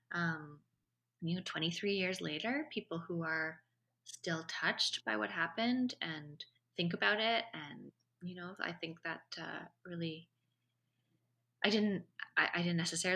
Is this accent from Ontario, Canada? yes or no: no; Vancouver, British Columbia, Canada; Vancouver International Film Festival, which is my hometown, where this all happened